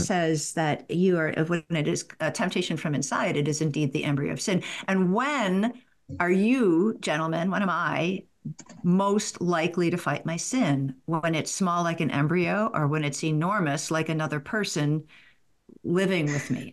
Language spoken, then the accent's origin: English; the South, United States; I'm from the South